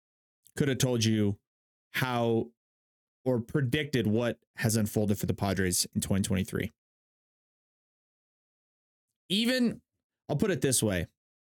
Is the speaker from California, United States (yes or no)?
yes; San Diego, California, United States; moved away as an adult; Born and raised in San Diego my entire life, as up until college. Move away for college